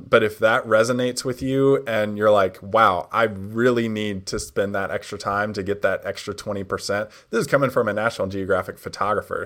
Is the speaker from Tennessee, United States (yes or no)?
yes; Nashville, Tennessee, United States; Nashville. That's my hometown where I'm from.